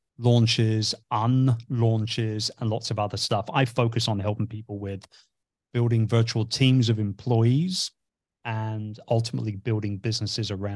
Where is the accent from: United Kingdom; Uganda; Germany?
United Kingdom; England; also born or lived in Cambridge; I'm originally from England.